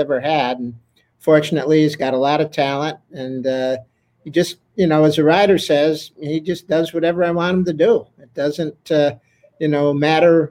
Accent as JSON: {"language": "English", "town": "Saratoga Springs", "region": "New York", "country": "United States", "tie": "born or raised there", "said": "it is my hometown"}